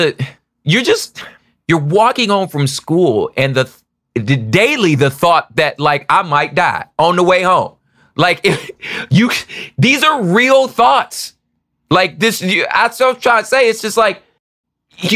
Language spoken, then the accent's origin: English; United States; I'm from America, and two, because I grew up in the church